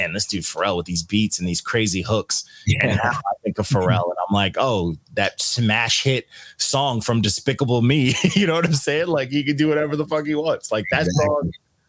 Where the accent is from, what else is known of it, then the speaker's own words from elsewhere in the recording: New York, United States; I'm from New York